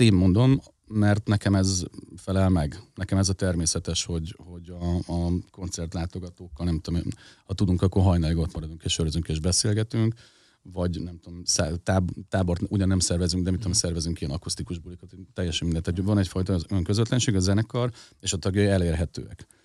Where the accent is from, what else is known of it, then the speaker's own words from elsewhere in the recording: Budapest, Hungary; egy kelemföldi tizemetes lépcsőházban nevelkedtem